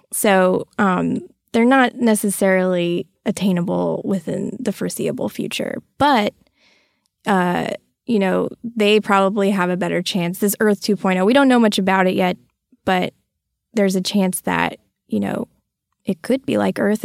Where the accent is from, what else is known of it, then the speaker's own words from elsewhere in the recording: Texas, United States; also born or lived in Florida; I grew up in Texas all of my life